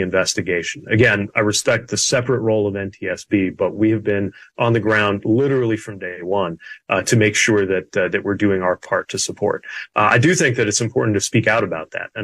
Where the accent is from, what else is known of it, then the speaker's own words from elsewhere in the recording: South Bend, Indiana, United States; I was mayor of my hometown for 8 years.